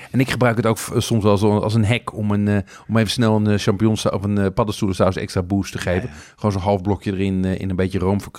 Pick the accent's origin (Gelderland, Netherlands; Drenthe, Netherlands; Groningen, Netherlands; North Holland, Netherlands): North Holland, Netherlands; Amsterdam; als Amsterdammer denk je eigenlijk dat, dat er buiten de ring niet zoveel gebeurt.